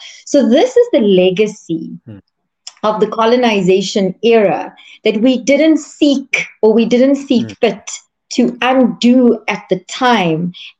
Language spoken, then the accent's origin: English; South Africa; as a South African